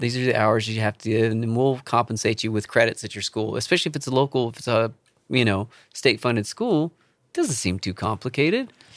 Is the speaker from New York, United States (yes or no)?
no; Charleston, South Carolina, United States; moved away; I grew up in Charleston